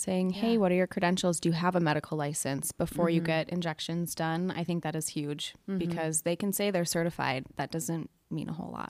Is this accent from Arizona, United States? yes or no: no; South Dakota, United States; now in Minnesota, United States; Like, I'm from South Dakota, and you have to be at least an RN to inject. So estheticians don't inject back home in South Dakota.